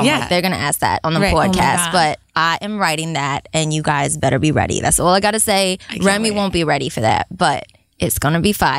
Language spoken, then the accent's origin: English; New York City, New York, United States; I grew up in Queens.